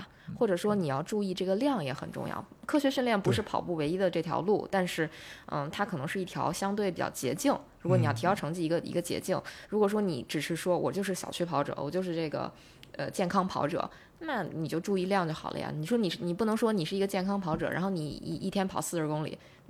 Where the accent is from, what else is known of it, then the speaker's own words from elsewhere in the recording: China; 是我们中国人